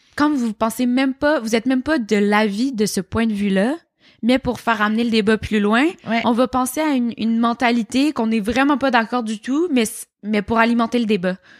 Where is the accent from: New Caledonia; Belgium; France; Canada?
Canada; Montreal, Quebec; moi, je viens de Montréal. Je suis née dans Rosemont, euh, à Montréal. J'ai vécu là vraiment toute ma vie